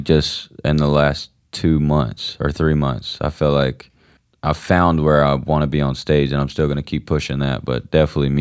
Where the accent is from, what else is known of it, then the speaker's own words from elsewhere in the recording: Georgia, United States; accent: country twang; I'm from Georgia